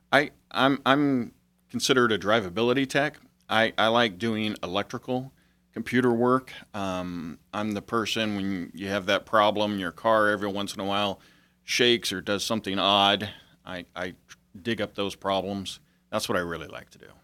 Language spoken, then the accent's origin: English; Chico, California, United States; also born or lived in Europe; I grew up in Chico except for my two years in Europe